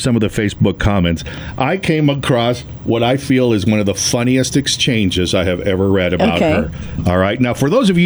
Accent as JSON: {"language": "English", "town": "El Paso", "region": "Texas", "country": "United States", "said": "I'm from El Paso"}